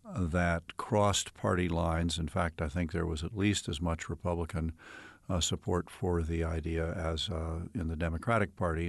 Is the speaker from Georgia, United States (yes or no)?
no; Cleveland, Ohio, United States; also born or lived in Dayton, Ohio; when we moved from Dayton, Ohio, which is in the southern part of the state, up to Cleveland